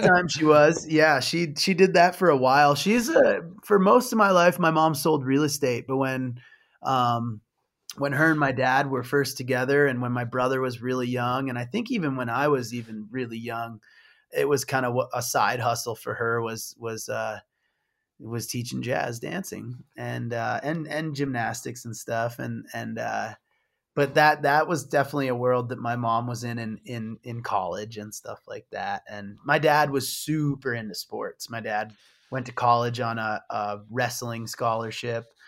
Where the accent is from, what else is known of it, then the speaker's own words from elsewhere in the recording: Michigan, United States; moved away; I was from Michigan